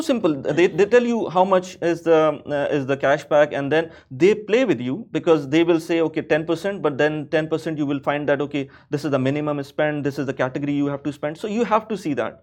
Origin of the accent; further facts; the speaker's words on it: Pakistan; moved away as an adult; now in Dubai, United Arab Emirates; I'm from Pakistan. So back home in Pakistan